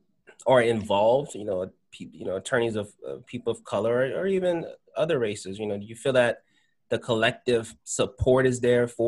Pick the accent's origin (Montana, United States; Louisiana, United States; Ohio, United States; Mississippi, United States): Louisiana, United States; New Orleans; now in Atlanta, United States; that's my hometown, so I always have a passion to implement change there. I don't live in New Orleans. I live in Atlanta now.